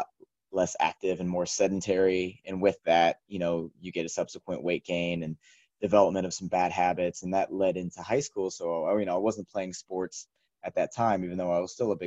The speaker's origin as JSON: {"language": "English", "town": "Shawnee", "region": "Kansas", "country": "United States", "tie": "born or raised there", "said": "I'm originally from Kansas, grew up in a small suburb of Kansas City called Shawnee on the eastern part of the state"}